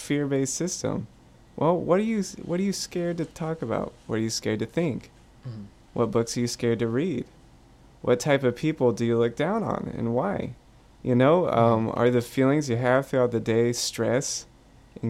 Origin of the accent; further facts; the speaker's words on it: Pensacola, Florida, United States; I'm from Pensacola, which had the worst water in the country. We knew that it was dangerous to drink the water, okay, for the time I was growing up